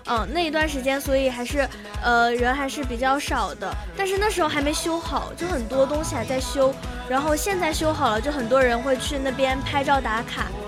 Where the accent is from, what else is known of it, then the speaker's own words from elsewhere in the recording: Zhejiang, China; moved away; 因为我老家是在浙江嘛